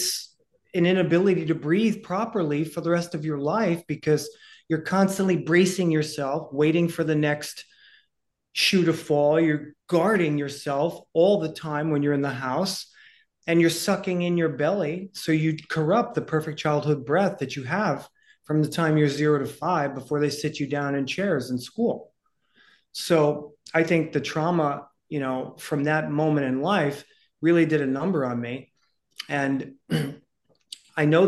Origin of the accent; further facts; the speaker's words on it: New York City, New York, United States; I was born in 1969 in the Bronx to a poor single mom